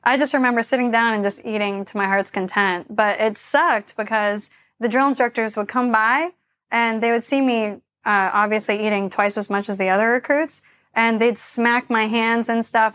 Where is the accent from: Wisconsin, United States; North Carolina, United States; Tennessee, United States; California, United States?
North Carolina, United States; Charlotte; moved away as an adult; also born or lived in Japan; So I was born and raised in Charlotte, North Carolina. I grew up in, like, a rural area outside of the city.